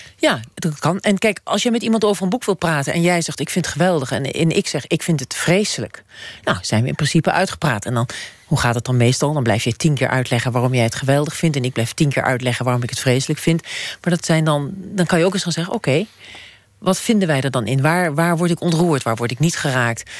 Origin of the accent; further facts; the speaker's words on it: Emmen, Drenthe, Netherlands; moved away; ik was 18, ik kwam uit Emmen, dat is bij de Duitse grens